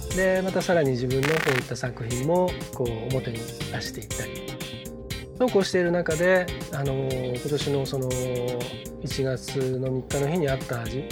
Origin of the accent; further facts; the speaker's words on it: Hamamatsu, Shizuoka, Japan; moved away as an adult; now in Nagoya, Japan; 僕もあの出身が静岡県浜松市でで大学進学で名古屋にきてでもうすっかりあの名古屋での暮らしの方が圧倒的に長くなり